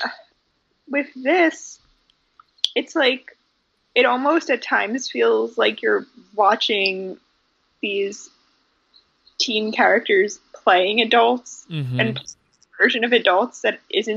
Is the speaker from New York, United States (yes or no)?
yes; New York City, New York, United States; I grew up in Manhattan and I went to a private school that my dad taught